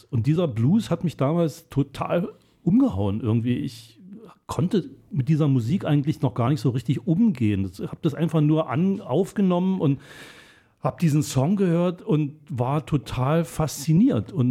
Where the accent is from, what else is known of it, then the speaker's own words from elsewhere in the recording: Dresden, Saxony, Germany; born there; also born or lived in Berlin; bin ja in Dresden geboren und habe die ersten vier Jahre in meines Lebens in Dresden verbracht und mein Vater arbeitete dann schon so ungefähr, glaube ich, ab 1958, 59 in Berlin beim Rundfunk.